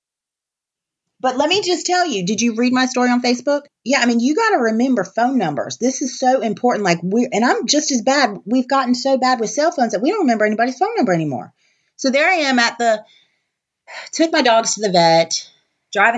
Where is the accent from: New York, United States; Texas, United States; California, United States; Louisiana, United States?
California, United States; Orange; moved away; also born or lived in North Carolina; I was born in Orange, California